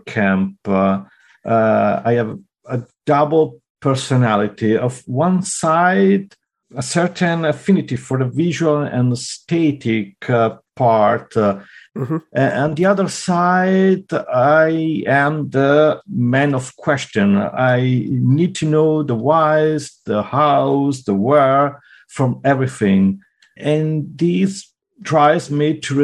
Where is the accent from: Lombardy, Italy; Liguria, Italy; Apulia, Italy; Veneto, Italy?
Lombardy, Italy; Milan; English is a second language; moved away as an adult; also born or lived in Friuli; now in Germany; I'm from Milano. I was born there and grew up there